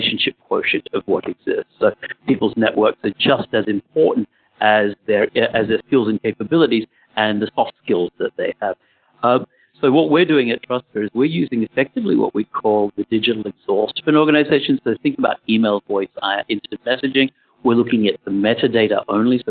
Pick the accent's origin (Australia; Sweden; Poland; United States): Australia; I grew up in Australia